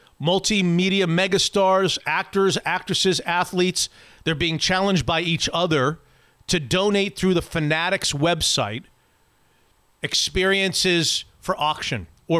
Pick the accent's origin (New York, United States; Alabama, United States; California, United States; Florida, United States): Florida, United States; moved away as an adult; Florida Man. My home state, yeah.